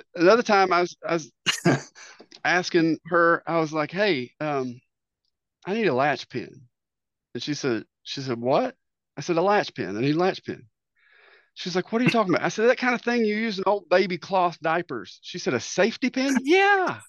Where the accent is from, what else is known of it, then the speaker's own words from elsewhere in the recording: Eastern Kentucky, United States; moved away as an adult; I'm from good old Eastern Kentucky